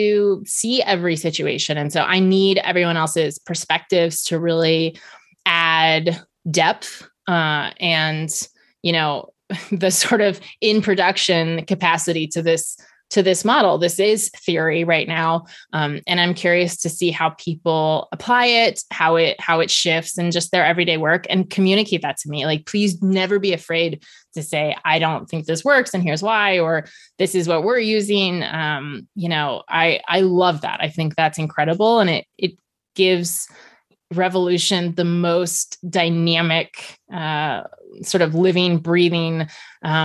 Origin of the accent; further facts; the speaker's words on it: Virginia, United States; I grew up in Virginia and we were one of the last states to ban indoor smoking